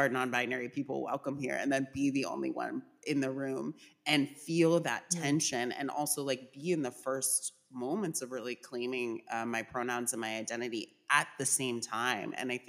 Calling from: Philadelphia, Pennsylvania, United States; I'm calling in from Philadelphia, unceded land of the Lenape people.

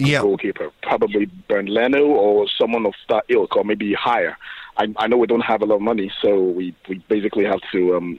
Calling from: Port Harcourt, Rivers State, Nigeria; I'm calling from Port Harcourt in Nigeria.

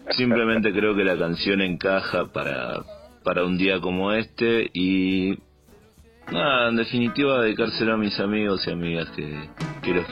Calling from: Mendoza, Argentina; definitiva, bueno … de Mendoza

